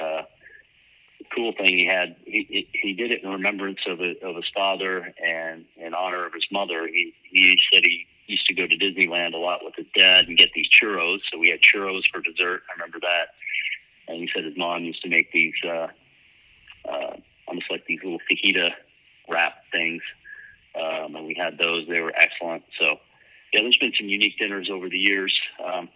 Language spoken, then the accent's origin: English; Sarnia, Ontario, Canada; my hometown in Sarnia